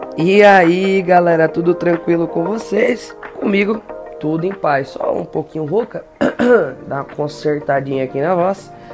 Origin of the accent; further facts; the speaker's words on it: Brazil; nós brasileiros